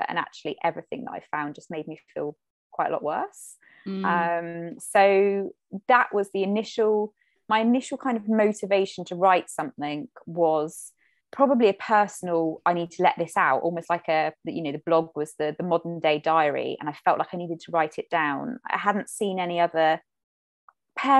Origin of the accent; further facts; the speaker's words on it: Cornwall, South West England, United Kingdom; I grew up in Cornwall